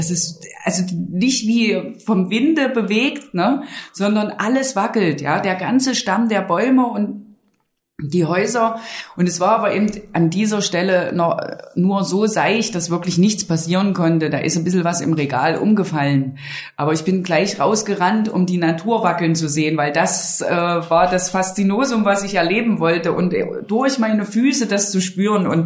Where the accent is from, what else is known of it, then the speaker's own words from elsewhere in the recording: Dessau, Saxony-Anhalt, Germany; Also erstmal bin ich im Wald aufgewachsen, in der Nähe von Dessau, in einem Ferienheim.